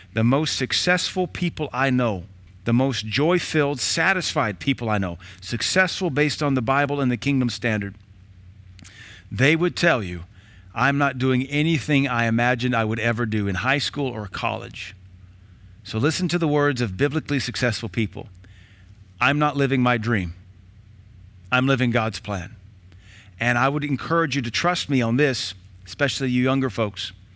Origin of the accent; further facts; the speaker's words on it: Knoxville, Tennessee, United States; also born or lived in Baton Rouge, Louisiana; now in Cookeville, United States; We moved from Baton Rouge to Knoxville in eighty-two